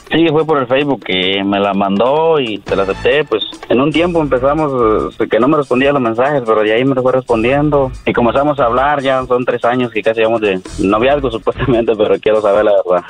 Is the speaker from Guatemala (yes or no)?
yes; Guatemala; now in United States; soy de Guatemala también